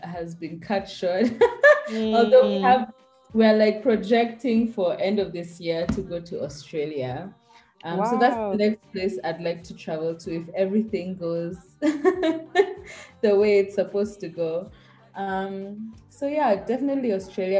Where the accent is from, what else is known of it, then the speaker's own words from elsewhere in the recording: Kenya; growing up in Kenya